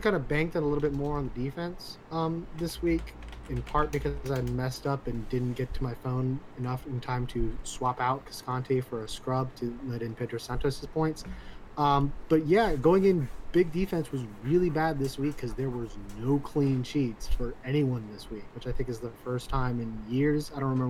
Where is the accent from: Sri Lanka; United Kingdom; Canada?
Canada; Toronto, Ontario; Clearly, I did the wrong thing. I betrayed my hometown.